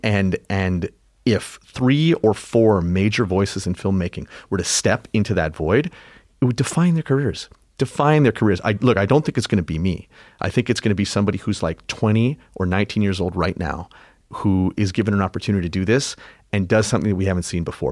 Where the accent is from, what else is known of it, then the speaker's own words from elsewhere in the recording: Canada; I'm Canadian. My dad, when I was a kid, it was so proudly Canadian.